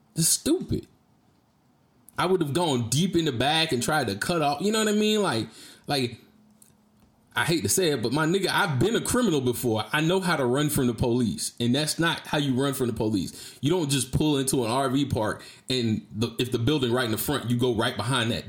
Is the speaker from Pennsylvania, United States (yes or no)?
no; Jacksonville, Florida, United States; moved away as an adult; also born or lived in Georgia; now in Texas, United States; I'm from Duval County